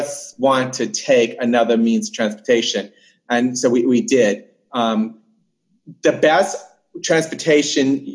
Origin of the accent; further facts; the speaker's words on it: United States; moved away; also born or lived in New Jersey / Hawaii; I was born and raised mostly in New York and Jersey